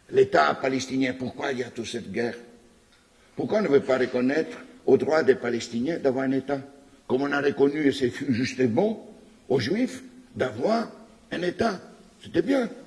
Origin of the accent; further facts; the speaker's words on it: Quebec, Canada; c'est parce que vous dites en tant que Québécois, nous avons envie d'être reconnus